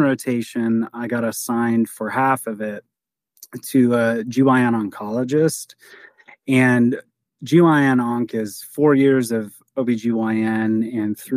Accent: Lorain, Ohio, United States; also born or lived in Sandusky, Ohio / Toledo, Ohio / St. Louis, Missouri; My hometown is Lorain, Ohio.

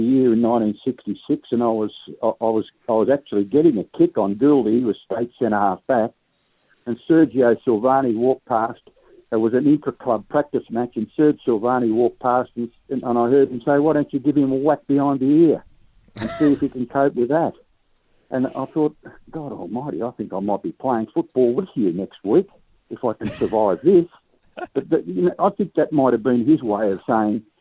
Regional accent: Wonthaggi, Victoria, Australia; also born or lived in Footscray; now in Ballan, Australia; I was 2 years of age when I went back there

